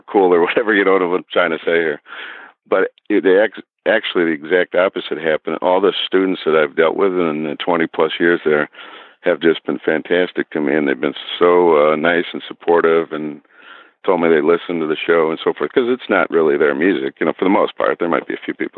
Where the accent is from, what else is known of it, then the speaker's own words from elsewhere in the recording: Parma, Ohio, United States; I was born probably a mile or so from where I'm sitting right now, Parma, Ohio, and that's a suburb of Cleveland